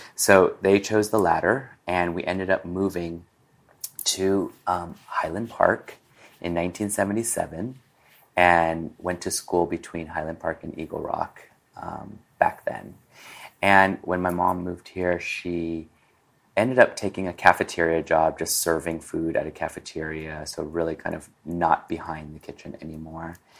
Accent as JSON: {"language": "English", "country": "Peru", "tie": "born or raised there", "also_born_or_lived": "Hong Kong", "moved": "yes", "lives_now": "Los Angeles, United States", "said": "I was born here in Chinatown, Los Angeles, at um, French Hospital. And two months later, my family decided to continue their journey move to Peru we set up house"}